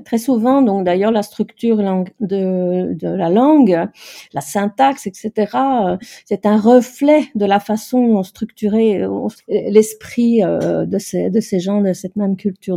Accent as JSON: {"language": "French", "town": "Brussels", "region": "Brussels-Capital Region", "country": "Belgium", "said": "je suis de Bruxelles"}